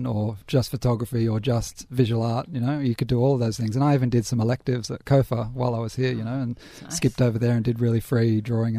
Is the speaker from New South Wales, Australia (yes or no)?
yes; Sydney, New South Wales, Australia; moved away; also born or lived in New York; I grew up in Sydney, in Balmain.